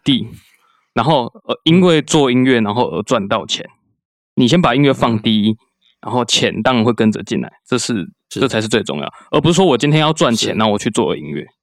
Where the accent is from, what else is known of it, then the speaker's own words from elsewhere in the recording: southern Taiwan, Taiwan; 因为我，就毕竟因为我在，住在南部